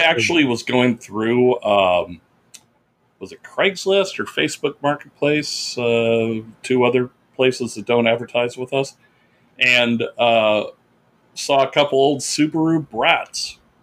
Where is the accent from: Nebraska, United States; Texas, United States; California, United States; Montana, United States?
California, United States; Orland; moved away; I went up to Northern California uh, because I wanted to show Becky, my girlfriend, my hometown